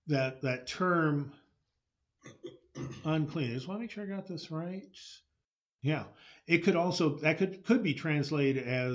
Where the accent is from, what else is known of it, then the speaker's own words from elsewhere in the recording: California, United States; speaking as a Californian